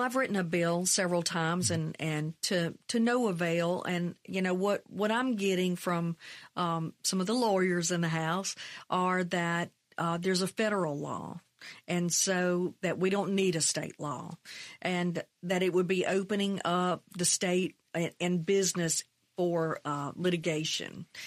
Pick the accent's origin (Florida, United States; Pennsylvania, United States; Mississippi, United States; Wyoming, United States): Mississippi, United States; McComb; also born or lived in Brookhaven, Mississippi; That's where I grew up. I grew up in Macomb, twenty miles south